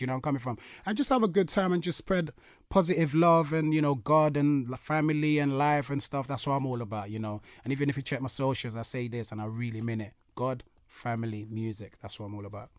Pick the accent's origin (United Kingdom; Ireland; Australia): United Kingdom; London; obviously my hometown, London